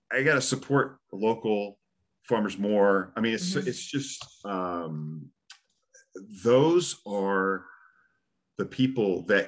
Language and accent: English; California, United States; moved away as an adult; also born or lived in Miami / New York; now in Tennessee, United States; I grew up in California